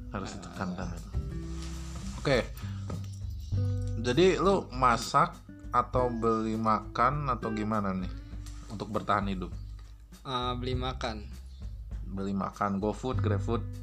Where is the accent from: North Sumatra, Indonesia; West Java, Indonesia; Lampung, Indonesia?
West Java, Indonesia; Bandung; kalau di rumah ya aku kan orang Bandung ya sebenarnya tinggal pulang-pulang aja sih